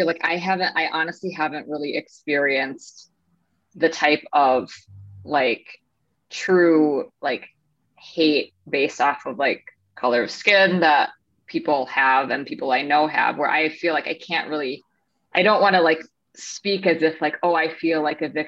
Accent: Minnesota, United States; moved away as an adult; now in San Diego, United States; I'm from Minnesota. Like, I just moved here.

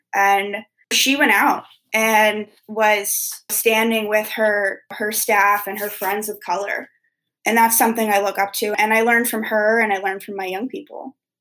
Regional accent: Wilmington, Delaware, United States; I'm from Wilmington, Delaware

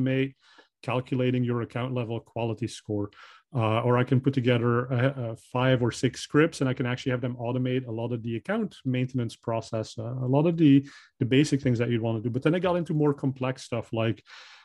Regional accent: Belgium; English is a second language; moved away; I'm originally from Belgium, so I speak Dutch

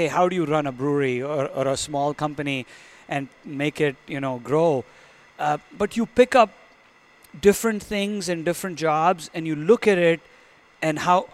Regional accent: India; moved away as an adult; I was born and raised in India. I came here for graduate school

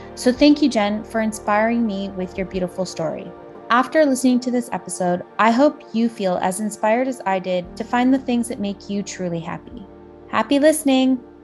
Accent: Toronto, Ontario, Canada; living in Toronto, Canada, which is my hometown

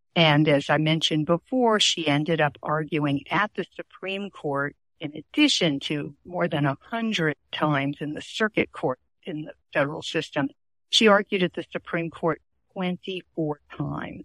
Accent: New Orleans, Louisiana, United States; moved away as an adult; also born or lived in Baltimore; I had just come to Baltimore from New Orleans to attend Goucher College.

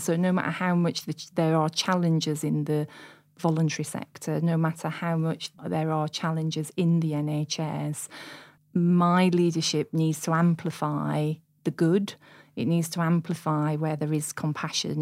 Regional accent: Sheffield, Yorkshire and the Humber, United Kingdom; I'm born and bred in Sheffield

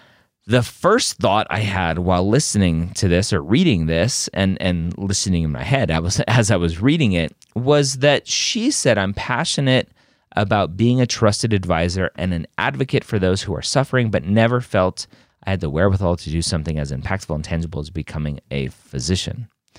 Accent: Deep South, United States; For context, I'm a female from the Deep South with a love of learning, an introverted personality, and a lower middle class family.

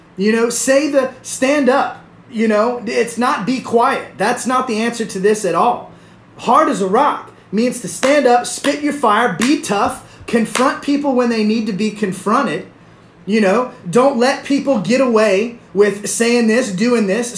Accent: the South, United States; I'm from the South. I'm Southern

